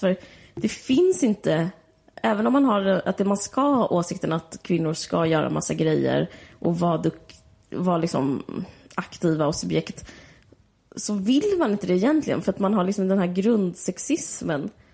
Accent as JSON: {"language": "Swedish", "country": "Sweden", "said": "som svensk"}